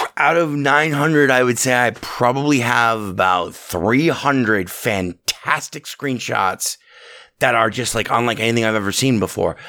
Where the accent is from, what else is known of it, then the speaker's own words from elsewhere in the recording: Southern Nevada, United States; I was born in Southern Nevada.